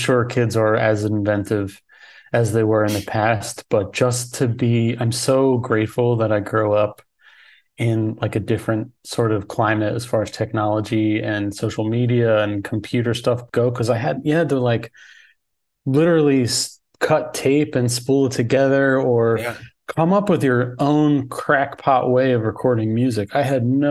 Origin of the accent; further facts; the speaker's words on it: Philadelphia, Pennsylvania, United States; I grew up in Philly